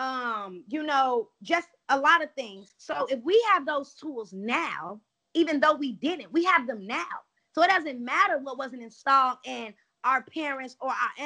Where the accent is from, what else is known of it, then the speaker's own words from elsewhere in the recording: Chicago, Illinois, United States; moved away as an adult; now in California, United States; I am from Chicago, Illinois, the east side of Chicago